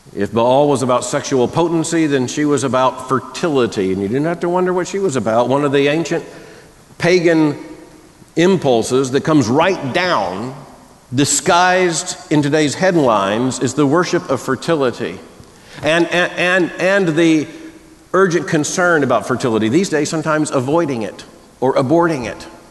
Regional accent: the South, United States; I grew up deep in the Southern Baptist Convention, which meant deep in Southern culture, and Southern culture is not friendly to the linguistic construction known as a diphthong.

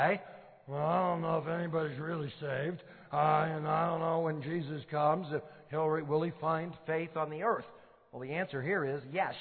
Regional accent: Detroit, Michigan, United States; I grew up in Detroit, Michigan, in a totally non-Christian family

